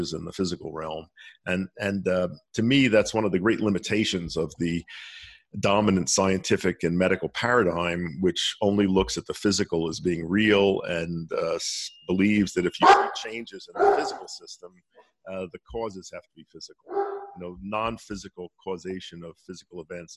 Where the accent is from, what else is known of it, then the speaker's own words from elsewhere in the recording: Philadelphia, Pennsylvania, United States; moved away; growing up in Philadelphia